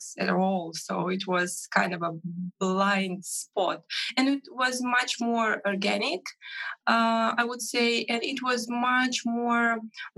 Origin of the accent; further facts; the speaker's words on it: Minsk, Belarus; from Minsk, Belarus